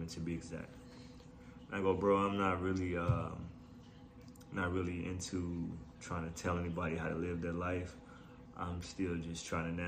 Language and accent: English; Chicago, Illinois, United States; Born and raised in Chicago, Illinois. Grew up on the South Side